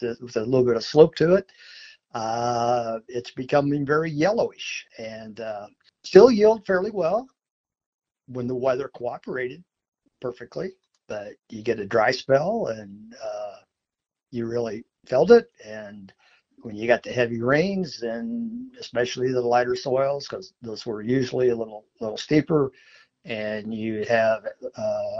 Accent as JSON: {"language": "English", "area": "Fulton County", "region": "Illinois", "country": "United States", "tie": "born or raised there", "said": "Growing up on my grandfather's farm in Fulton County, Illinois"}